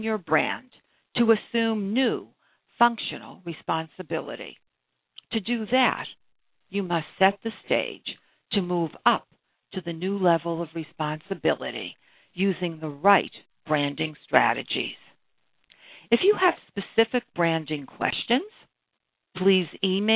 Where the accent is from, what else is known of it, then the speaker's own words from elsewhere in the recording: Brookline, Massachusetts, United States; I grew up in Brookline, Massachusetts, a few blocks away from the birthplace of John F. Kennedy